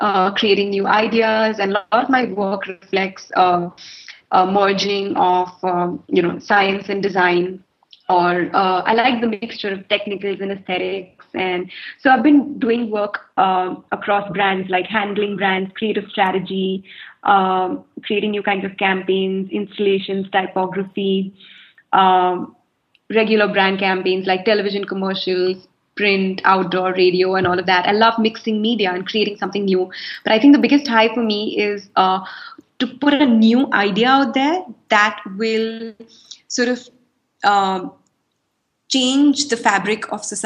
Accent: Mumbai, Maharashtra, India; moved away; also born or lived in Chile; So I grew up in Bombay. So I schooled in Bombay

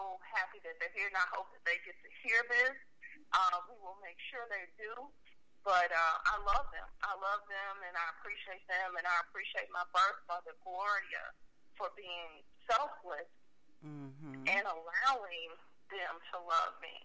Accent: Memphis, Tennessee, United States; also born or lived in Bartlett, Tennessee; I was raised in New Chicago

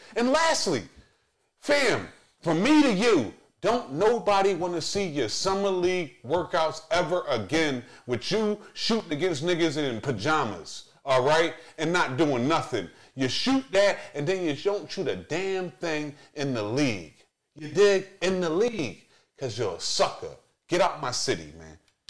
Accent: Philadelphia, Pennsylvania, United States; Hey, Ben. Ben, I'm from Uptown Philly. I don't give a fuck about you.

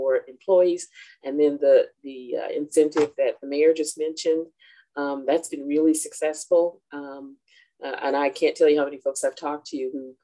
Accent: Chattanooga, Tennessee, United States; moved away as an adult; my hometown of Chattanooga, Tennessee. Born and raised here

